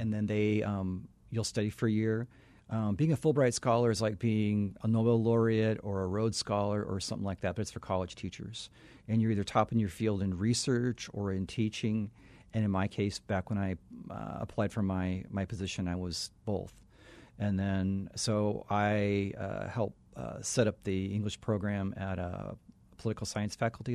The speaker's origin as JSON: {"language": "English", "region": "Arizona", "country": "United States", "tie": "born or raised there", "said": "growing up in Arizona as a, as a white kid"}